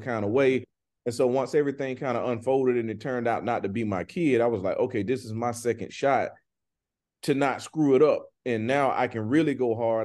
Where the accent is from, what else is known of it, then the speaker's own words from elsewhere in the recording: Griffin, Georgia, United States; I'm from a town where when I grew up, man, it was only one high school